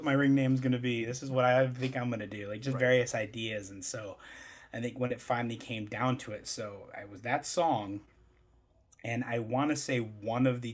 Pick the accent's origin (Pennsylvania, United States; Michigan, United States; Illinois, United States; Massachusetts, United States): Michigan, United States; I'm from Michigan